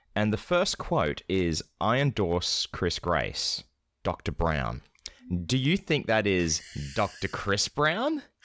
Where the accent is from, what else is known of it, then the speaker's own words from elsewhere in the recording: Scotland, United Kingdom; I'm not British. I'm from Scotland. I should change my accent